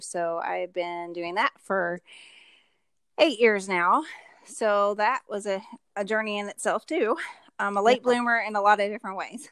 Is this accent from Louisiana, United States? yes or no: no; Louisville, Kentucky, United States; I'm actually from Louisville, Kentucky.